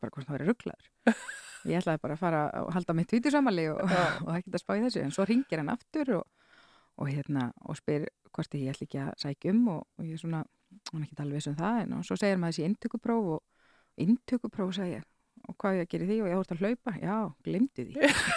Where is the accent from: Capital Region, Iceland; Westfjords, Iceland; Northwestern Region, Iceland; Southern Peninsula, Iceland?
Northwestern Region, Iceland; Skagafjörður; ólst upp í Skagafyrði